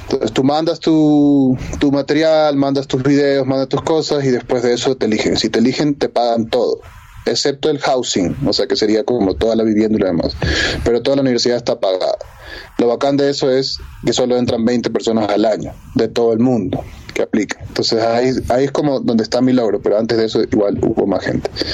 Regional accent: Ecuador; no soy el primer ecuatoriano que llegó a Berkeley con una beca

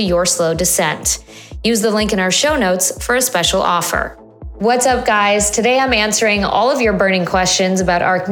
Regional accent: Chicago, Illinois, United States; I'm a native Chicagoan

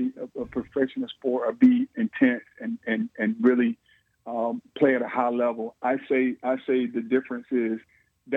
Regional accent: Vidalia, Georgia, United States; I'm from Vidalia, Georgia. Our rivalry was Lions, Georgia, 6 miles away.

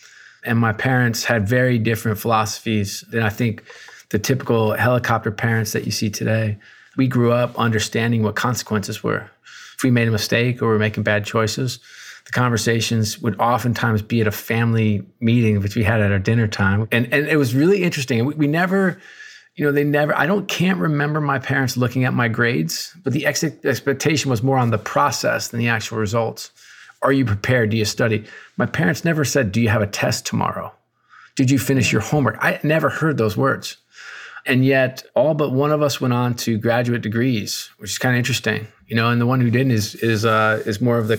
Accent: Newburgh, New York, United States; also born or lived in Worcester, Massachusetts / Akron, Ohio; I was born in Worcester, Massachusetts, and then moved to beautiful Akron, Ohio. And then to top off with the trifecta, I ended up spending most of my time in Newburgh, New York. And so three relatively depressed towns.

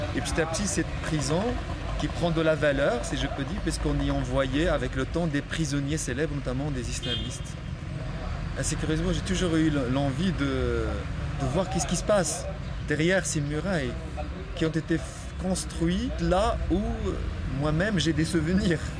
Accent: Salé, Rabat-Salé-Kénitra, Morocco; moved away as an adult; bienvenue dans mon territoire

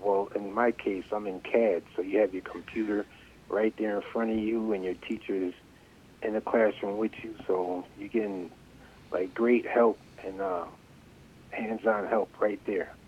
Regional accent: New Britain, Connecticut, United States; now in Berlin, United States; I was born in New Britain, and I moved. I bought a house in Berlin

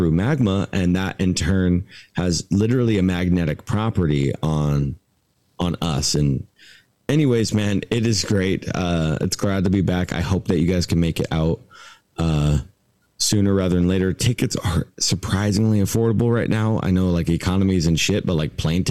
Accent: Southwest Washington, United States; also born or lived in Port Angeles, Washington / Bellingham, Washington / Trinity County, California; now in Hawaii, United States; having lived in Bellingham and grown up in Southwest Washington.

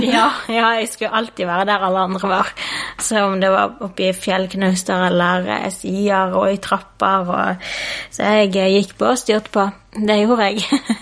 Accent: Bergen, Vestland, Norway; Jeg vokste opp i Bergen sammen med en eh, mamma og pappa og en lillesøster

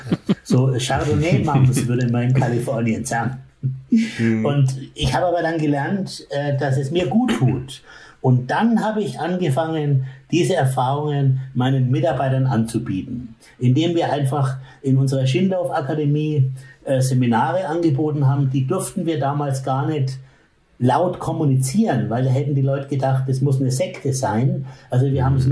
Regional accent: Bamberg, Bavaria, Germany; in Bamberg, wo ich aufgewachsen bin

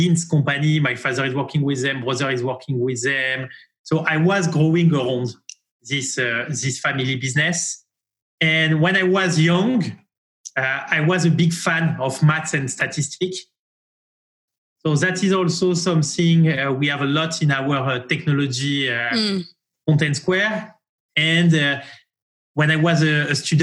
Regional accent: France; accent: French; English is a second language; moved away as an adult; also born or lived in Marseille / Paris; now in New York, United States; My accent is a very beautiful and charming French accent. I grew up in France, and I moved from Paris to New York in 2017 to launch our US activities

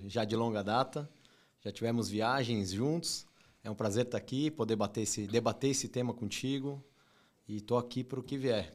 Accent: São Paulo, Brazil; E eu cresci muito São Paulo, zona, zona leste ali, Brás, morei no Tatuapé

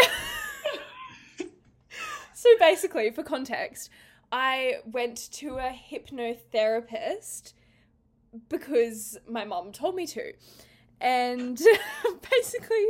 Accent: Sunshine Coast, Queensland, Australia; moved away as an adult; now in Canberra, Australia; I'm from the Sunshine Coast

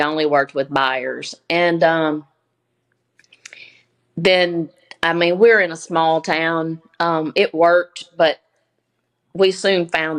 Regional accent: West Monroe, Louisiana, United States; Yes, West Monroe. And we're in the top of the boot.

